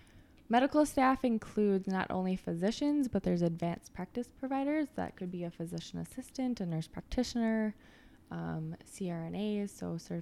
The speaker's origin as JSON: {"language": "English", "town": "Lakeville", "region": "Minnesota", "country": "United States", "tie": "born or raised there", "also_born_or_lived": "Duluth, Minnesota", "said": "I grew up in Lakeville and then went to college at University of Minnesota Duluth."}